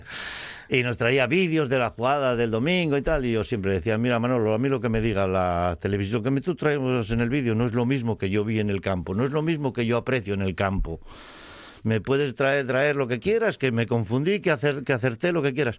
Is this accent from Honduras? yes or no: no; Spain; tengo veintipico críos en grado también en mi pueblo natal